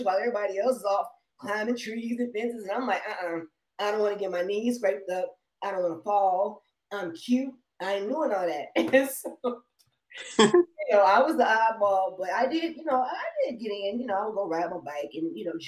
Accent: Detroit, Michigan, United States; now in Las Vegas, United States; I'm from Detroit

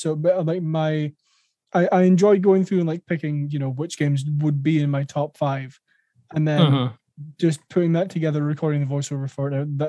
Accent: Scotland, United Kingdom; I'm Scottish.

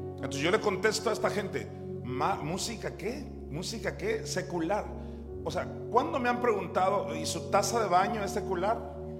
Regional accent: Juan José Ríos, Sinaloa, Mexico; ahí en Juan José Ríos, donde yo nací

